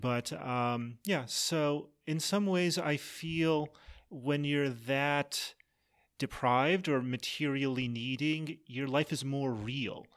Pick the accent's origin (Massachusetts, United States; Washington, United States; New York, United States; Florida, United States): Massachusetts, United States; I grew up in Massachusetts